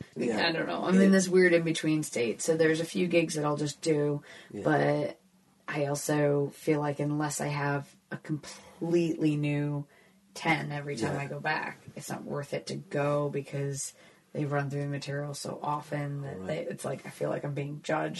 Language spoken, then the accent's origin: English; London, United Kingdom; accent: London; So then they'll introduce me as like a London comic and I'll be like, this is my accent.